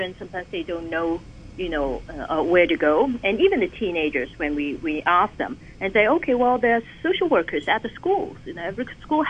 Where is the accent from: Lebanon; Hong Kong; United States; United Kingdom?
Hong Kong; growing up in Hong Kong